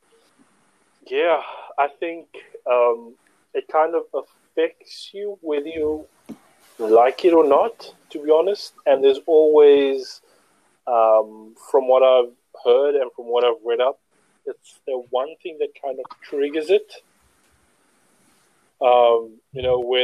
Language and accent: English; Cape Town, Western Cape, South Africa; Cape Town, South Africa